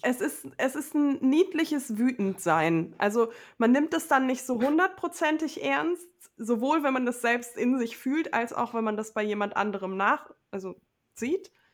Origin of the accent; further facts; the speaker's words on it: Low German-speaking home region, Northern Germany, Germany; accent: Low German (Plattdeutsch); ich übernehme ja auch Wörter aus meiner Heimat, so aus dem Plattdeutschen